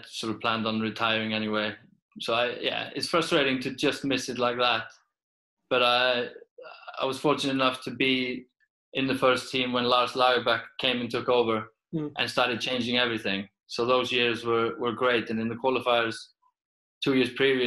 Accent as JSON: {"language": "English", "country": "Iceland", "also_born_or_lived": "Peterborough / Sweden / Portugal", "second_language": "English", "moved": "as an adult", "said": "as a football player from Iceland"}